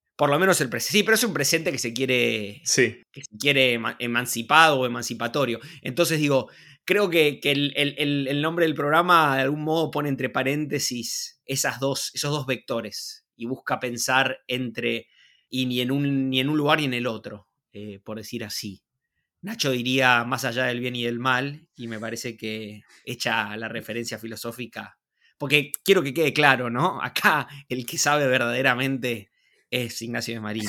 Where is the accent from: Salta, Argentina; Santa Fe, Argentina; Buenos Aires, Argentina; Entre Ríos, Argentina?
Buenos Aires, Argentina; nacido y criado en Buenos Aires, vivo en Buenos Aires